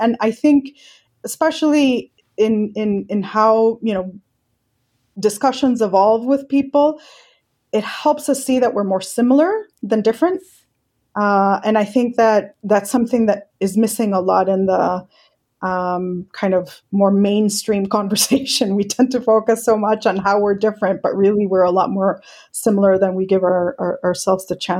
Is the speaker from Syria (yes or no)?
no; Colombia; also born or lived in Mexico / Hong Kong; now in United States; Indian descent. I was born in Mexico, grew up in Colombia. I've lived in Hong Kong. Now I live in the US.